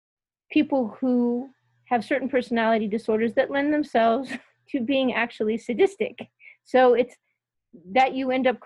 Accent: California, United States; I come from California

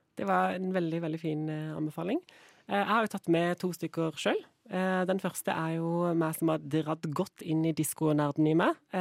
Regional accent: Kristiansand, Agder, Norway; Jeg er jo fra Kristiansand

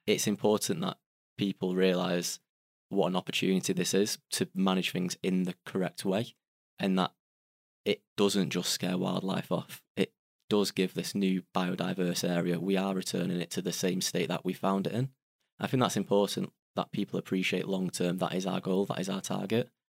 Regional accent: Salford, North West England, United Kingdom; I'm from Salford, which is in Greater Manchester.

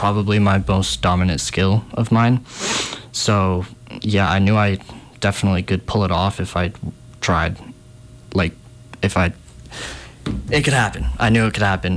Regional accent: Montana, United States; I'm from Montana

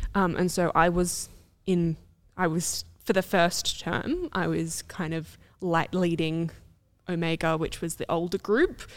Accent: Australia; I was Australian

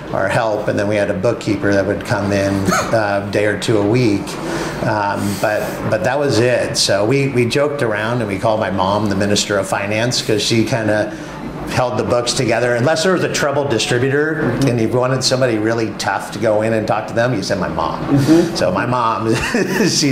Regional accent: Napa Valley, California, United States; growing up in the Napa Valley

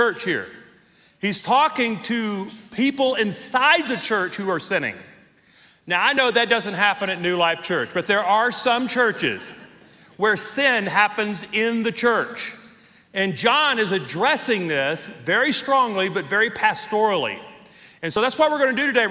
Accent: Deep South, United States; now in Colorado Springs, United States; I grew up in the deep south

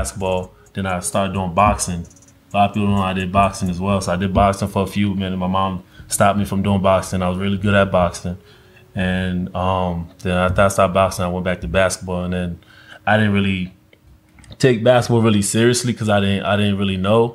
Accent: Newark, New Jersey, United States; English is a second language; also born or lived in Guinea; growing up in Newark, New Jersey

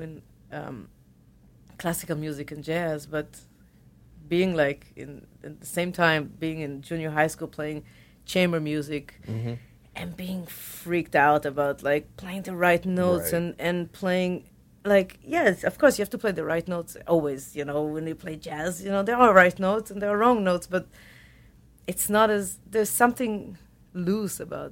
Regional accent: Tel Aviv, Tel Aviv District, Israel; accent: Israeli; English is a second language; moved away as an adult; also born or lived in Boston; We grew up in Tel Aviv

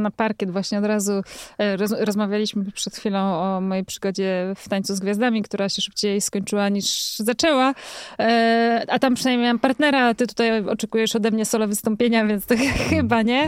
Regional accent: Jelenia Góra, Lower Silesian Voivodeship, Poland; Ja jestem taką dziewczyną z Jeleniej Góry, która lubi jeździć rowerami

